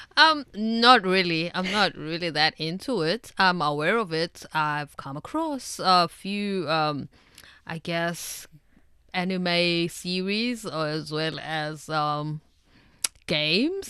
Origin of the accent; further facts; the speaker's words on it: South Africa; moved away; me as a South African